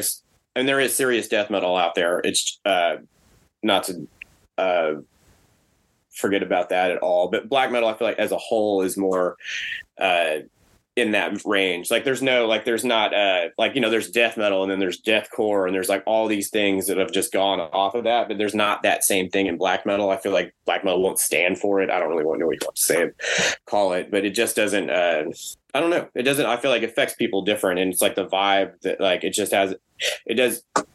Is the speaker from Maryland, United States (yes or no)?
no; Texas, United States; us being from Texas